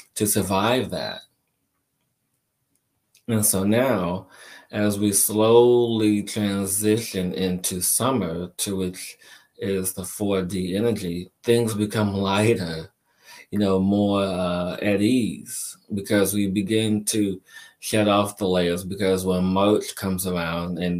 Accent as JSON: {"language": "English", "town": "Chicago", "region": "Illinois", "country": "United States", "tie": "born or raised there", "also_born_or_lived": "New York", "moved": "yes", "said": "me growing up in Chicago and living in New York for a period of time"}